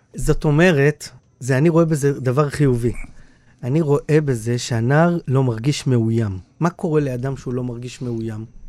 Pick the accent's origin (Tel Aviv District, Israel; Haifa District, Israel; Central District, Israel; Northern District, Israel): Tel Aviv District, Israel; Bnei Brak; also born or lived in Jerusalem; מבני ברק, איפה שגדלתי, בתור ילד